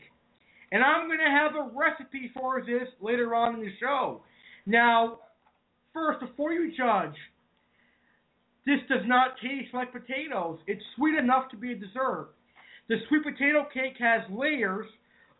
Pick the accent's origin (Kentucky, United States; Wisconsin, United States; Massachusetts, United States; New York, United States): Massachusetts, United States; I am from New England, and I'm from Massachusetts